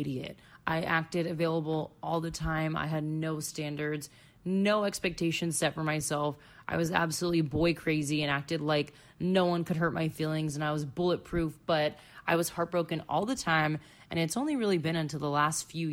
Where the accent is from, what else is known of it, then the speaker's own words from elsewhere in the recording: Florida, United States; moved away as an adult; also born or lived in Chicago; going back to my home state where I literally grew up and went to high school and college